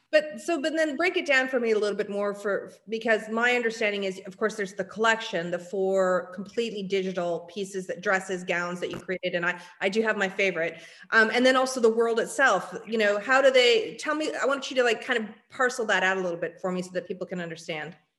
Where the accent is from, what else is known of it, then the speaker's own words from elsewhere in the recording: San Francisco, California, United States; I'm born and raised in San Francisco